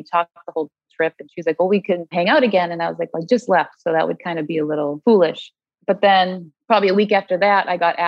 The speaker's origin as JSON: {"language": "English", "region": "Massachusetts", "country": "United States", "moved": "as an adult", "lives_now": "Connecticut, United States", "said": "I am from Massachusetts. I moved down to Connecticut to live closer to a girlfriend probably like 3-4 years ago"}